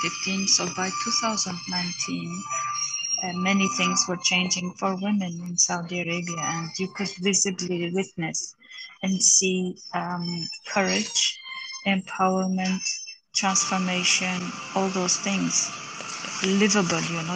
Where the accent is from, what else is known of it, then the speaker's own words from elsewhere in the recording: Armenia; moved away; Armenia, my hometown